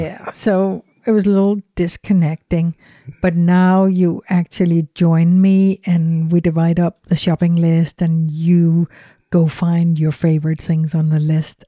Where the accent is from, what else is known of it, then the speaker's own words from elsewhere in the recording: Denmark; English is a second language; moved away as an adult; growing up in Europe